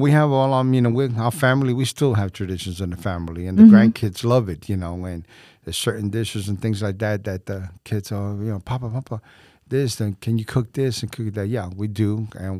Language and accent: English; Puerto Rico; also born or lived in New York; And now, you know, we're proud to be Puerto Ricans.